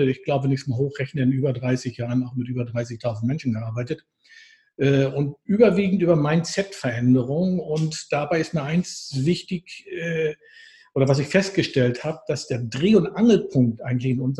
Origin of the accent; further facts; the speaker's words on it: Northern Germany, Germany; now in Switzerland; Ich bin eigentlich ein Norddeutscher, hey. ja. Ich bin, bin in der Schweiz hängen geblieben.